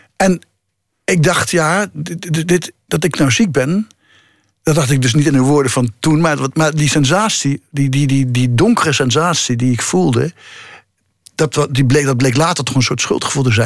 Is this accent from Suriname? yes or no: no; the region of the Gelderlander newspaper, Netherlands; moved away; de krant in mijn geboortestreek, de Gelderlander.